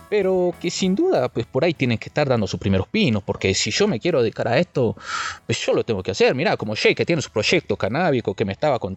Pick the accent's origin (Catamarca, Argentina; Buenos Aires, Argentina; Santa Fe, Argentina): Buenos Aires, Argentina; Una vez estuve, una vez estuve allá en Buenos Aires, de donde vengo.